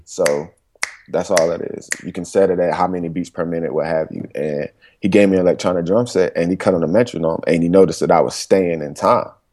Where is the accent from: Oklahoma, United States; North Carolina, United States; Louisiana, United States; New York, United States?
North Carolina, United States; Durham; also born or lived in Greensboro, North Carolina; I was born and raised in Durham, North Carolina